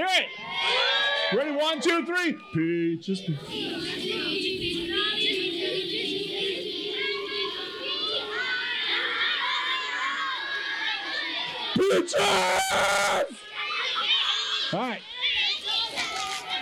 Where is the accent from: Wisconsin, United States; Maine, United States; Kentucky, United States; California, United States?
California, United States; Kingsburg; I'm from Kingsburg.